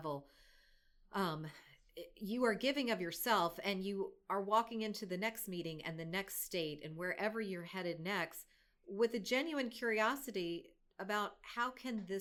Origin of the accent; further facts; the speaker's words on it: North Carolina, United States; born and raised in America. I'm from North Carolina.